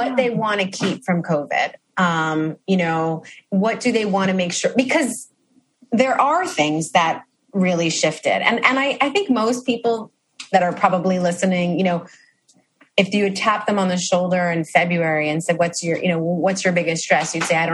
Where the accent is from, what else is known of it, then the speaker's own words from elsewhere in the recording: New York City, New York, United States; as a New Yorker who lives in New York City